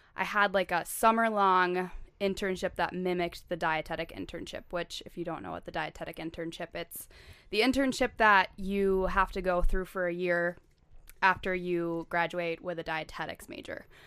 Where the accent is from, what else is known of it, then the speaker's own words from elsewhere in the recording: La Crosse, Wisconsin, United States; moved away as an adult; also born or lived in Saint Paul, Minnesota; So I grew up in La Crosse, Wisconsin, which is, like, three hours south of the Twin Cities.